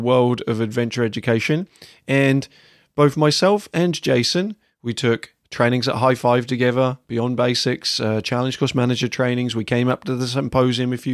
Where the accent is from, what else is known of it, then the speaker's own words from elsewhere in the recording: England, United Kingdom; moved away as an adult; also born or lived in United States; as an English person coming to the States and working in the States for the first time